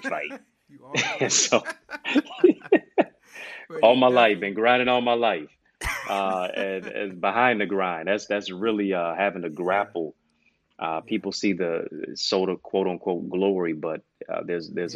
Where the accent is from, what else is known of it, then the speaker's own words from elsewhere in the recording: Detroit, Michigan, United States; my hometown is Motown, Detroit, East Side